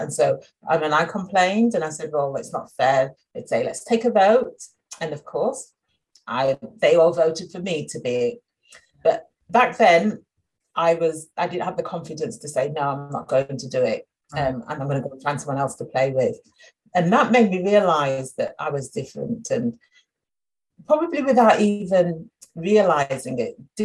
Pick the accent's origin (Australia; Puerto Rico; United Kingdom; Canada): United Kingdom; Sheffield, Yorkshire and the Humber; I grew up in Sheffield, only Black girl in my class